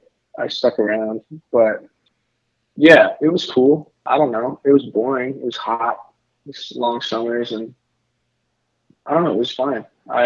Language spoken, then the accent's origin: English; Piedmont, Oklahoma, United States; moved away as an adult; now in Minneapolis, United States; I grew up in a weird, like, very suburban and also very rural, like, farming community town in central Oklahoma, like 20 minutes northwest of Oklahoma City, called Piedmont.